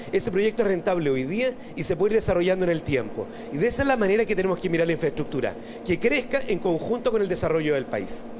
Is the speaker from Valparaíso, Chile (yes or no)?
yes; Valparaíso, Chile; soy porteño, vivo allá.